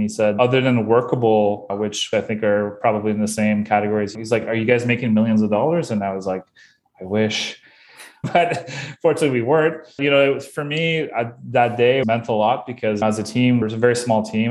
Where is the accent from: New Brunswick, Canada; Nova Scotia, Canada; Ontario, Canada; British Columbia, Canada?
New Brunswick, Canada; Bathurst; now in Moncton, Canada; I am originally from Bathurst, New Brunswick, which is even a smaller place.